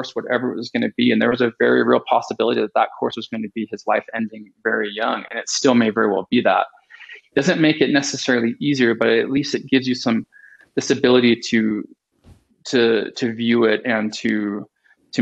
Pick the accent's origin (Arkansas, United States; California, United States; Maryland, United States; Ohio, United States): California, United States; I grew up in California and lived at the beach